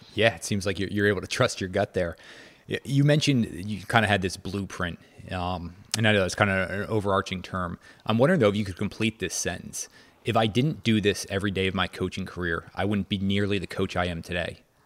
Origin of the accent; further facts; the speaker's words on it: just outside of Princeton, New Jersey, United States; also born or lived in North Carolina; I grew up just outside of Princeton